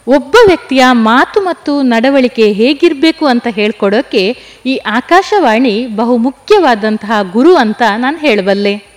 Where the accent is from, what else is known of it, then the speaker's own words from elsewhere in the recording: Moodbidri, Karnataka, India; now in Perla, India; ನನ್ನ ಹುಟ್ಟೂರು ಜೈನ ಕಾಶಿ ಶಿಕ್ಷಣ ಕಾಶಿ ಅನ್ನಿಸಿಕೊಂಡಂತಹ ಮೂಡಬಿದ್ರೆ